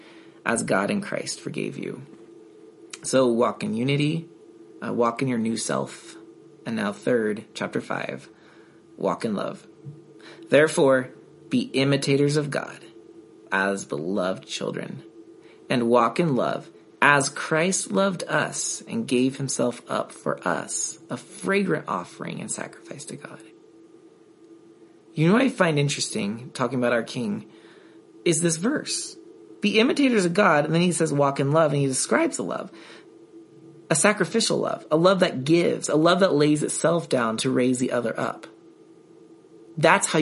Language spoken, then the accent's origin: English; United States; I'm an American too